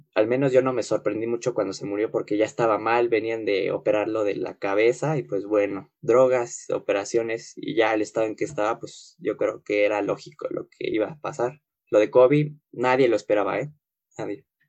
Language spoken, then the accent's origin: Spanish; Mexico